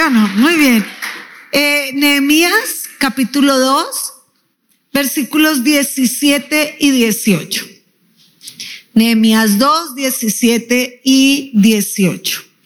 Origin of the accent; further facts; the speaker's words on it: Colombia; diríamos en Colombia